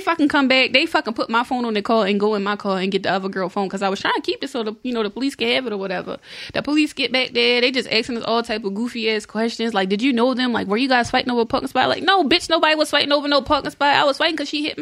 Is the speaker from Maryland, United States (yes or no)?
yes; Baltimore, Maryland, United States; moved away; I'm from Baltimore.